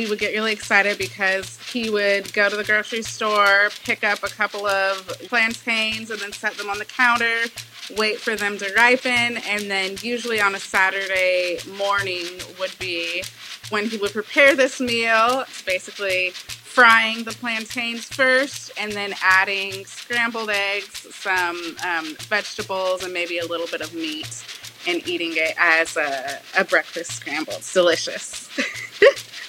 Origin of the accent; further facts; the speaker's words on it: Bakersfield, California, United States; now in Los Angeles, United States; my siblings and I all grew up in a small town in California called Bakersfield